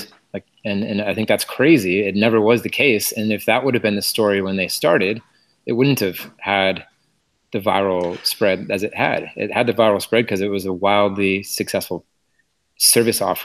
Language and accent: English; Portland, Oregon, United States; moved away; also born or lived in Berkeley, California; I'm from Portland, Oregon, actually, but I did go to Cal for my MBA